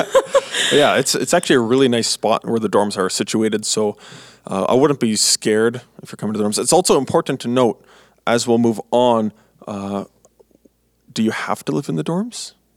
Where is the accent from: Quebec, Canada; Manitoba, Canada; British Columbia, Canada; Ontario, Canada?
Manitoba, Canada; moved away as an adult; now in Three Hills, Canada; I'm from Manitoba, and I'm going to school in Alberta.